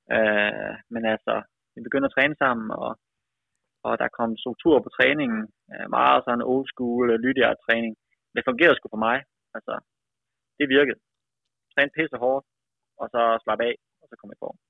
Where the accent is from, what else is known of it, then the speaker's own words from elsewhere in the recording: Aalborg, North Denmark Region, Denmark; moved away; also born or lived in United States; Født og opvokset i Aalborg, i Vejgaard.